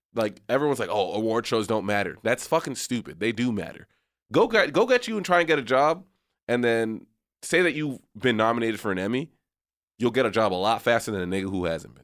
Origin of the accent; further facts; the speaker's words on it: McAllen, Texas, United States; moved away as an adult; also born or lived in San Francisco Bay Area; growing up in McAllen, Texas